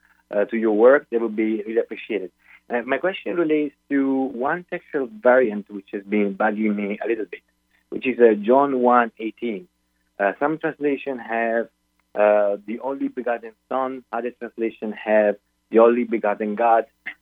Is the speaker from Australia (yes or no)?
no; Italy; now in United Kingdom; I'm actually originally from Italy, but I live in the UK